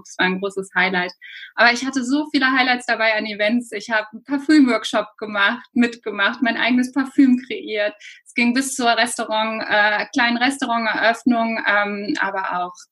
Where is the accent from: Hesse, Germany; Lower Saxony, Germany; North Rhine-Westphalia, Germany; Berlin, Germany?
North Rhine-Westphalia, Germany; Cologne; Ähm, ja, wie du schon sagst … ich bin aus Köln.